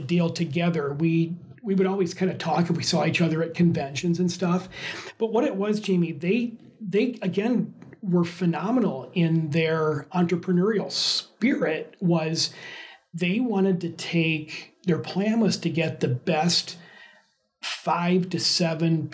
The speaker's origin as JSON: {"language": "English", "region": "Michigan", "country": "United States"}